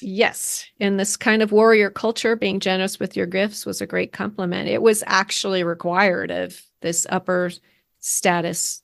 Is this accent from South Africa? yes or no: no; United States; as an American growing up learning